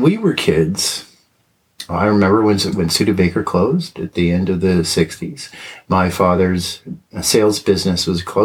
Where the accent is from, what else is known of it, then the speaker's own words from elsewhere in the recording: South Bend, Indiana, United States; moved away as an adult; I grew up here